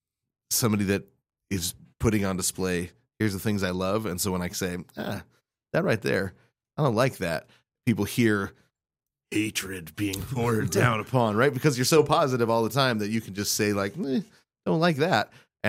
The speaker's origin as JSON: {"language": "English", "town": "Spokane", "region": "Washington", "country": "United States", "tie": "born or raised there", "said": "You know, I grew up in Spokane, right? So I didn't grow up with spice."}